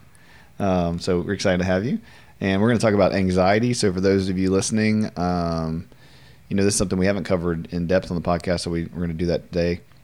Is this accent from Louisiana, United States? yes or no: yes; Louisiana, United States; my entire life of being in Louisiana, most of my life